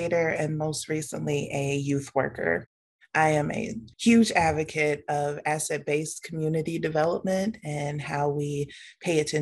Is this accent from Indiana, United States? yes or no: yes; Gary, Indiana, United States; also born or lived in Monticello, Arkansas; now in Indianapolis, United States; I am originally from Gary, Indiana. I've been in Indianapolis now since 2003.